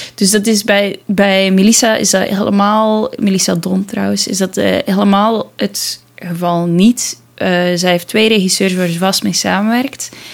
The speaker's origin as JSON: {"language": "Dutch", "country": "Belgium", "said": "als Belg"}